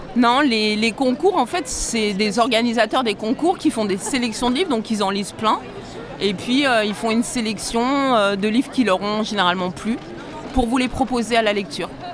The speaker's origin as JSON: {"language": "French", "town": "Bourg-en-Bresse", "region": "Auvergne-Rhône-Alpes", "country": "France", "said": "Je viens de Bourg-en-Bresse, c'est entre Lyon et Genève"}